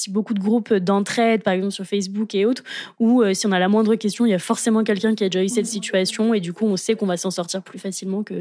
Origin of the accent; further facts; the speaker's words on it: France; moved away as an adult; now in Montreal, Canada; en tant que Français